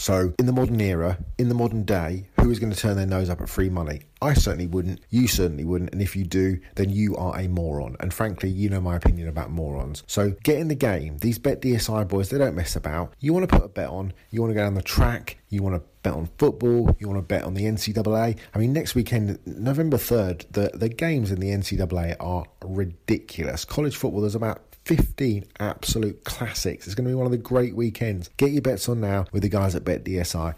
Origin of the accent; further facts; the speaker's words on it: England, United Kingdom; I'm English.